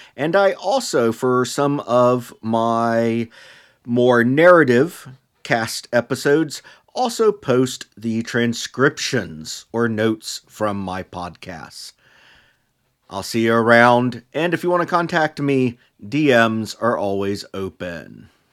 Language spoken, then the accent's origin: English; United States; As an American, I was primarily exposed as a child to mythologies through two books widely used by public schools